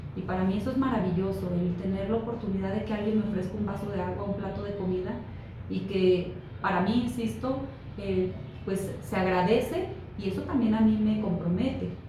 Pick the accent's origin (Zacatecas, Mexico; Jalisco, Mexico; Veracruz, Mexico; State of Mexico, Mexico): Zacatecas, Mexico; Fresnillo; Fresnillo, de donde yo soy